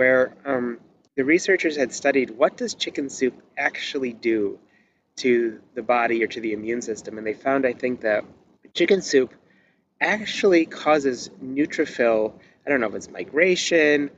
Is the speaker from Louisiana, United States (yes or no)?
no; Detroit, Michigan, United States; I'm from Detroit